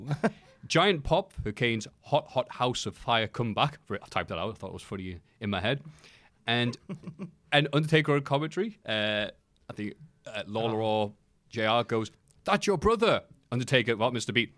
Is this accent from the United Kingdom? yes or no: yes; United Kingdom; I am British